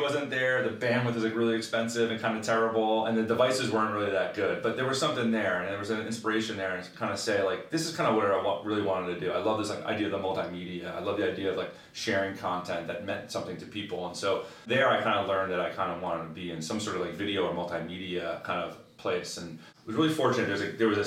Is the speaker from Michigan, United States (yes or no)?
no; New Jersey, United States; also born or lived in London / West Coast; born and raised in New Jersey, right outside of Manhattan. And still live there today